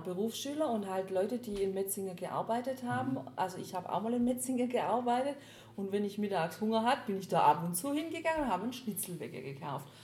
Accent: Baden-Württemberg, Germany; als Schwabe

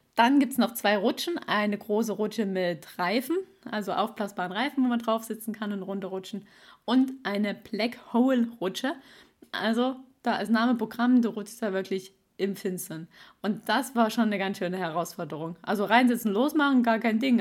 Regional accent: East Germany, Germany; moved away; also born or lived in Swabia; ich bin ein Ossi-Schwabe

